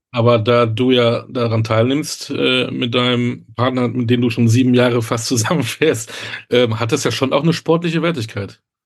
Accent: Münster, North Rhine-Westphalia, Germany; ich komme aus Münster, aus der Fahrradstadt

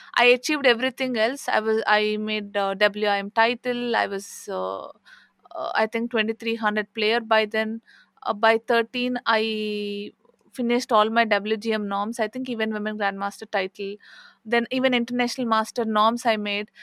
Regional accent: India; I'm from India

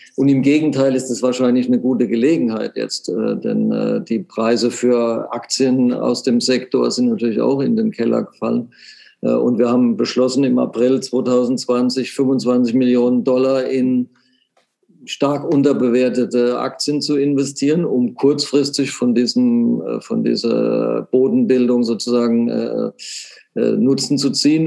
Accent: Germany; dass man aus Deutschland kommt

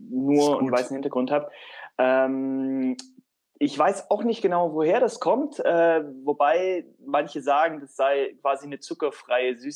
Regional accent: Tübingen, Baden-Württemberg, Germany; ich bin in Tübingen im Frondorf aufgewachsen, war auch mal beim Fußballtraining, beziehungsweise habe gekickt mit Kumpels

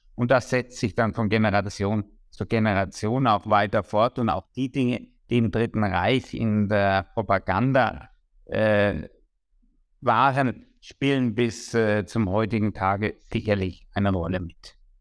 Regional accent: Würzburg, Bavaria, Germany; first language German; Ich habe 1973 äh, in Würzburg Abitur gemacht

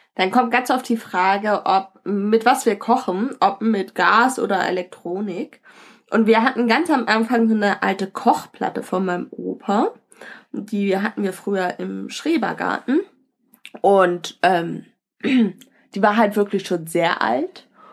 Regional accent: Northern Germany, Germany; also wir als Norddeutsche

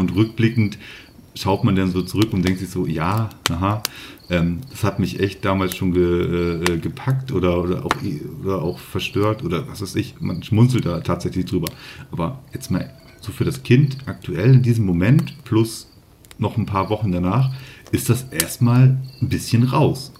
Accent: Northern Germany, Germany; Ich komme ja hier oben aus Norddeutschland

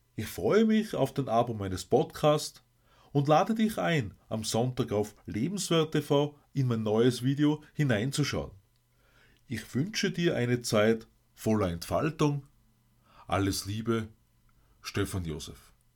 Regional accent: Austria; bei uns in Österreich

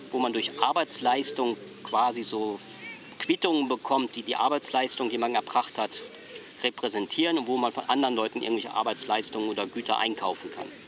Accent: Germany; als Deutscher kann ich das auch nicht, weil wir hatten halt nur eine Währung

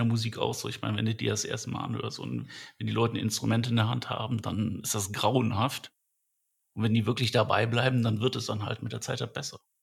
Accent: Düsseldorf, North Rhine-Westphalia, Germany; ich bin in Düsseldorf aufgewachsen

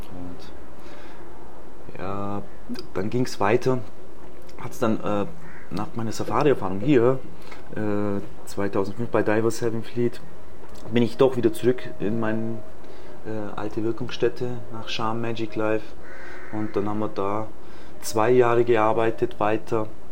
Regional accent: Illertissen, Bavaria, Germany; moved away as an adult; now in Egypt; ich bin in Bayern geboren, bei Illertissen

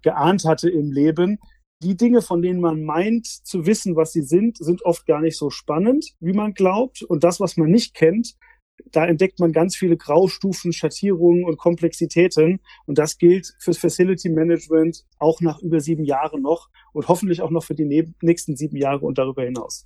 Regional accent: Frankfurt, Hesse, Germany; ich bin tatsächlich im Frankfurter Umfeld aufgewachsen

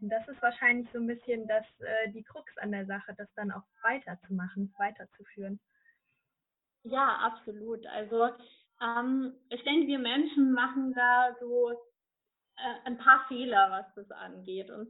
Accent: Bavaria, Germany; Ich komme aus der Region Nürnberg-Fürth-Erlangen

